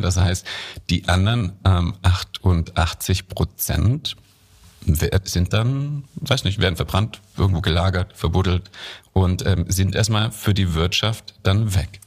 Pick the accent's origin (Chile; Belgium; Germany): Germany; als Deutsche